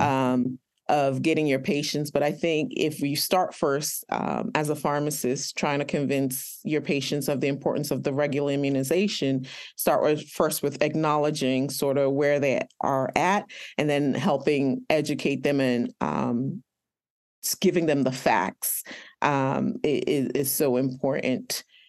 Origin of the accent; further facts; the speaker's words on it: Nigeria; I am Nigerian